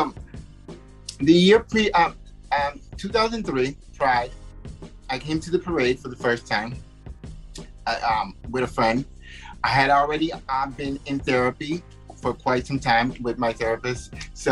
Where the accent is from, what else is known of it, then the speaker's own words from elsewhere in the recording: Connecticut, United States; first language Spanish; moved away as an adult; now in New York, United States; I grew up very sheltered in Connecticut